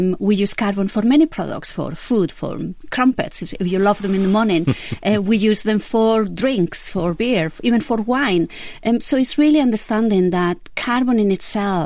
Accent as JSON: {"language": "English", "town": "Vitoria-Gasteiz", "region": "Basque Country", "country": "Spain", "tie": "born or raised there", "also_born_or_lived": "United States / England", "moved": "yes", "said": "So I was born in Vitoria Gasteiz. That's the capital of Basque Country in Spain."}